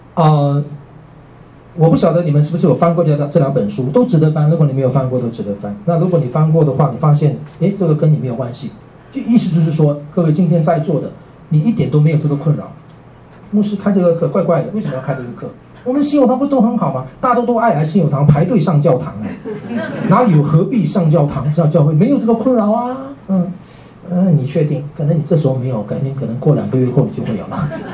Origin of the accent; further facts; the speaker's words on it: Miri, Sarawak, Malaysia; moved away as an adult; now in Taipei, Taiwan; 我是在马来西亚嘛，哦，我的家乡在马来西亚。呃，我在马来西亚，呃，长大。我出生是在未来，两岁到了马来西亚。然后在马来西亚长大。